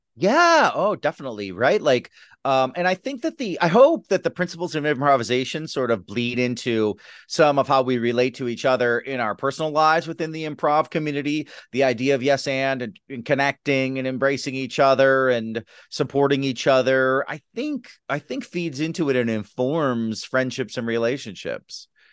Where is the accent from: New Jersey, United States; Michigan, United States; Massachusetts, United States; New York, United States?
Michigan, United States; Detroit; I'm from Detroit.